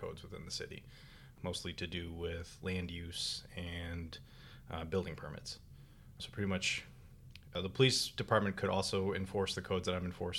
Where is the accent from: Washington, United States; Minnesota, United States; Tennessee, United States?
Minnesota, United States; moved away as an adult; also born or lived in Collier County, Florida; now in Green Cove Springs, United States; originally I'm from Minnesota. I'm sure you can tell by the accent